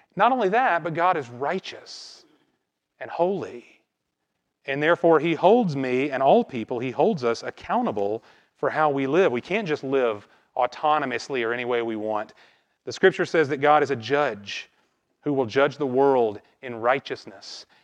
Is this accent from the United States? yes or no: yes; American South, United States; growing up in the American South